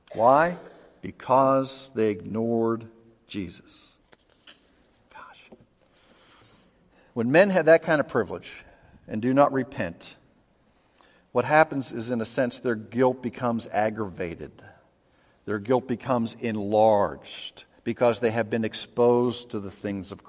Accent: Pittsburgh, Pennsylvania, United States; growing up in Pittsburgh

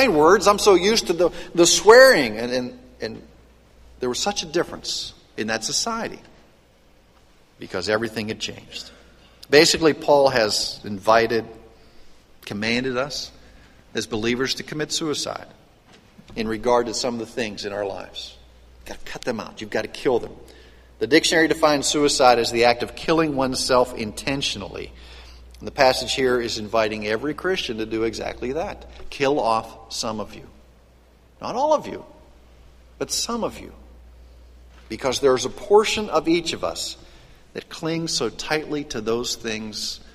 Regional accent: western Pennsylvania, United States; Growing up in western Pennsylvania, I knew a lot of coal miners

